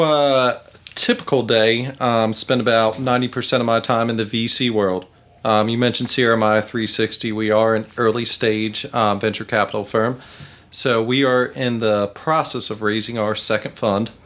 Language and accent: English; Charlotte, North Carolina, United States; I grew up in Ballantyne before it was Ballantyne.